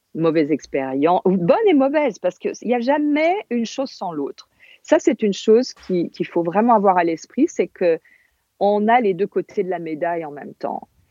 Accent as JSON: {"language": "French", "region": "Corsica", "country": "France", "tie": "born or raised there", "first_language": "Corsican", "second_language": "French", "moved": "yes", "said": "j'étais en Corse et je parlais pas français, je parlais corse avec mes grands-parents."}